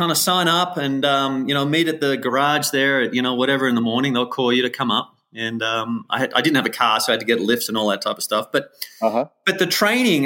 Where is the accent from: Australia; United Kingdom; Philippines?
Australia; Wollongong, New South Wales; accent: Aussie; moved away as an adult; now in Mammoth Lakes, United States; my strong Aussie accent at the time. And I grew up on the coast in Australia